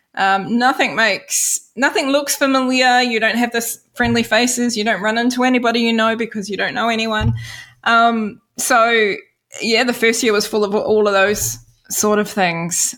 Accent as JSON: {"language": "English", "region": "Wellington", "country": "New Zealand", "tie": "born or raised there", "accent": "New Zealand", "moved": "as an adult", "lives_now": "Denmark", "said": "in Wellington in my hometown"}